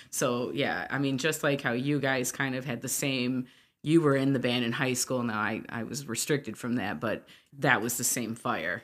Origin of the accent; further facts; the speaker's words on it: Hamtramck, Michigan, United States; also born or lived in Detroit, Michigan / St. Clair Shores, Michigan; I was raised in Hamtramck primarily